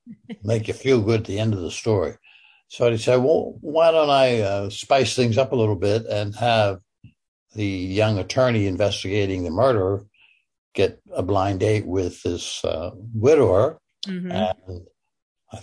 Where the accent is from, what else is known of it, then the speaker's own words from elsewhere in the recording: Pittsburgh, Pennsylvania, United States; I'm from Pittsburgh